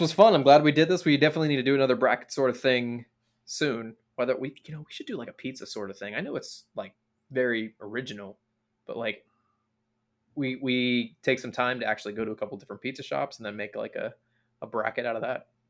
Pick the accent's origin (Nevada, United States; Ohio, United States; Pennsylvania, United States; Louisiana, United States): Pennsylvania, United States; Pittsburgh; growing up in Pittsburgh